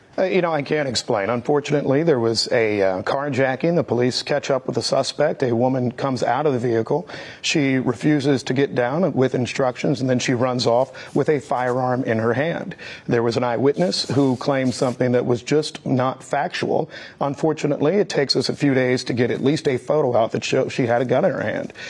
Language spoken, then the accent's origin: English; Missouri, United States; when I was growing up in Missouri